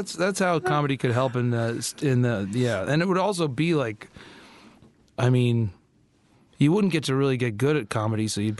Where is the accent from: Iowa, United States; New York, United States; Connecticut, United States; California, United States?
Connecticut, United States; moved away as an adult; I grew up in Connecticut